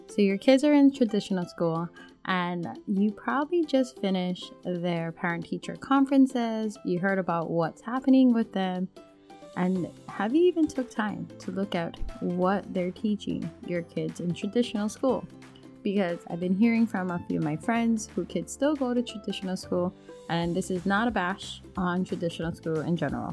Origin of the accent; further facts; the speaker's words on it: Hawaii, United States; now in mainland United States; as a Hawaiian, moving from Hawaii to the mainland